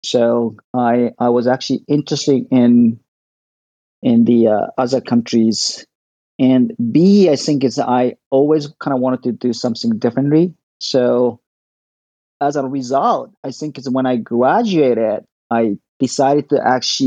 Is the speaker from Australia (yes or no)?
no; Tokyo, Japan; I was born and raised in Tokyo.